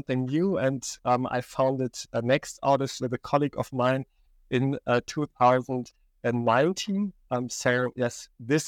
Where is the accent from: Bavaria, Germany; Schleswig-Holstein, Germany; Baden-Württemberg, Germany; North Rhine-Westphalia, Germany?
North Rhine-Westphalia, Germany; Aachen; also born or lived in Barcelona / Stuttgart